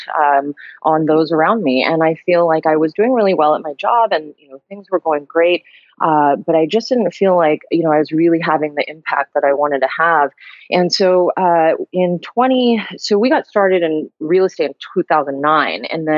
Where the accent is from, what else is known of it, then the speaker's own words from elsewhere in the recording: California, United States; also born or lived in Honolulu, Hawaii; I grew up in California, but I was born in Honolulu.